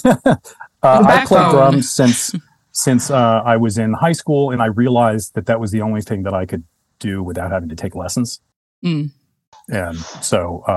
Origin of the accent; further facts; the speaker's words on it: United States; moved away as an adult; also born or lived in Chicago, Illinois / New York City / Brooklyn / San Francisco; now in Oakland, United States; I was born in Chicago and then moved back to New Jersey when I was little. Lived in New Jersey and just outside of New York City until I was 10. And then my mother moved us to New York